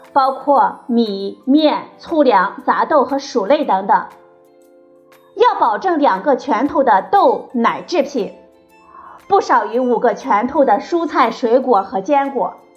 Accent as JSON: {"language": "Chinese", "country": "China", "said": "对我们中国人来说"}